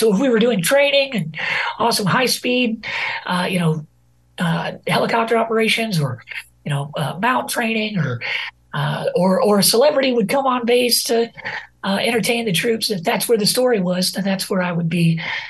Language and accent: English; Rogers, Arkansas, United States; So I enlisted out of my hometown here in Rogers, Arkansas, back in 2003 at the onset of the war.